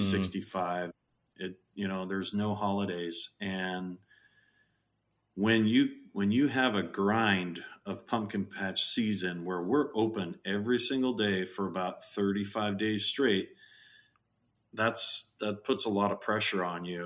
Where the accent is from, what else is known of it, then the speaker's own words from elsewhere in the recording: Southern California, United States; I was born in Southern California